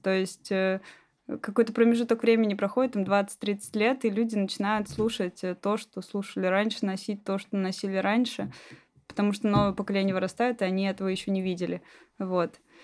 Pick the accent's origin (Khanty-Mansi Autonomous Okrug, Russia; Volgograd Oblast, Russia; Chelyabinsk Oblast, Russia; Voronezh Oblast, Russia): Chelyabinsk Oblast, Russia; Magnitogorsk; now in Moscow, Russia; я родилась в Магнитогорске